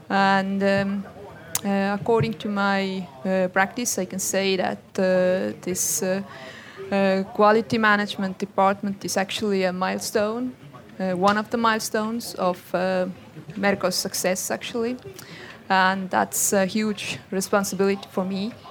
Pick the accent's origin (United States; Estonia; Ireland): Estonia; I'm Estonian.